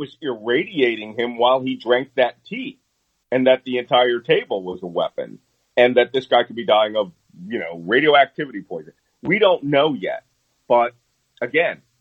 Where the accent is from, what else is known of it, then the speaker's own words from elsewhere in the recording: Philadelphia, Pennsylvania, United States; I was raised in Philadelphia, and I went to Catholic high school.